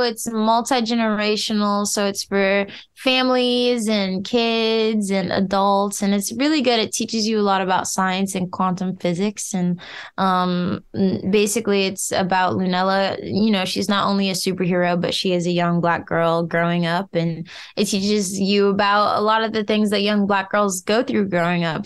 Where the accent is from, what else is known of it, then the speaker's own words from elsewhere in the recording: Detroit, Michigan, United States; I'm from Detroit, Michigan